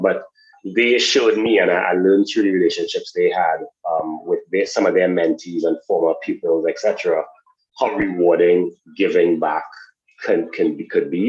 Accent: Trinidad & Tobago; moved away; also born or lived in United States; I'm originally from Trinidad and Tobago.

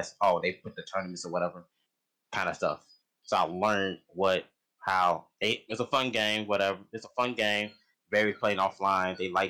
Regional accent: Chicago, Illinois, United States; now in Peoria, United States; I'm from Chicago, Illinois, but I probably live in Peoria now.

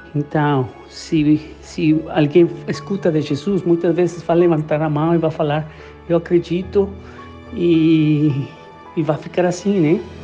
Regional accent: Guatemala; moved away; sou guatemalteco

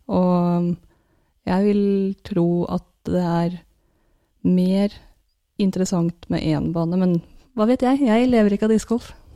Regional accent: Norway

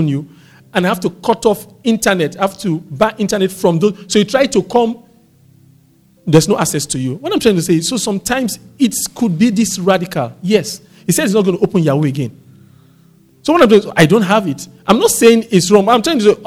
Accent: Warri, Delta, Nigeria; I grew up in Warri

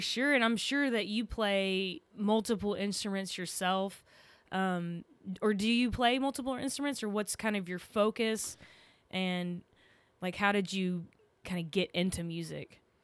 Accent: Texas, United States; accent: Texan; I'm from Texas

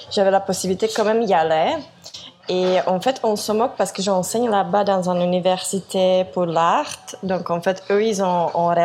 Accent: South Korea; French is a second language; je suis de Corée au Équateur, euh, dans une toute petite ville, Vilcabamba.

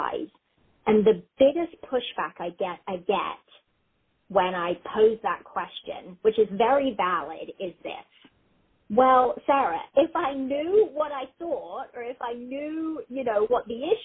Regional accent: South West England, United Kingdom; accent: English; moved away as an adult; also born or lived in United States; now in Columbus, United States; raised in England, in the southwest of England. And I moved back here when I was about 22.

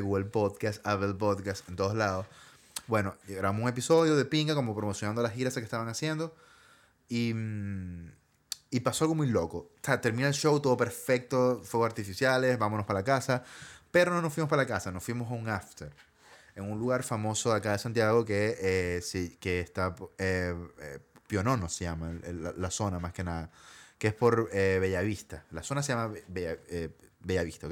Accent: Maracaibo, Zulia, Venezuela; now in Chile; yo era como el único de Maracaibo en el crew

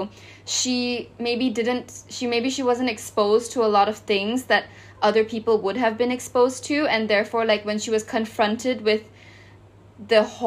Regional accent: Malaysia; I'm from Southeast Asia, I'm from Malaysia.

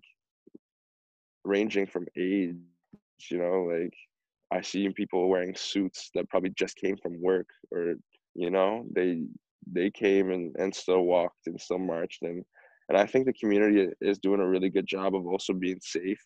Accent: Cambridge, Ontario, Canada; I'm from Cambridge, so that's like the next town over for me

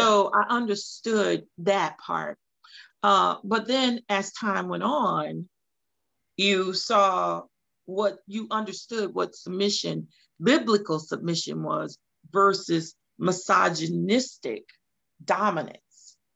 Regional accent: Louisiana, United States; moved away as an adult; now in Hinesville, United States; I'm originally from Louisiana, moved to Georgia in 2001 uh, by way of the military

